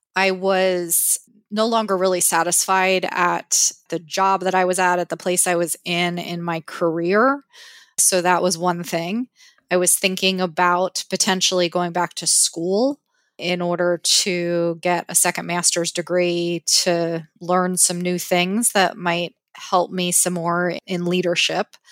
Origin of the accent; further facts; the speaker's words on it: Pennsylvania, United States; moved away as an adult; also born or lived in San Francisco Bay Area, California; now in Victoria, Canada; I grew up, as did my husband, in Pennsylvania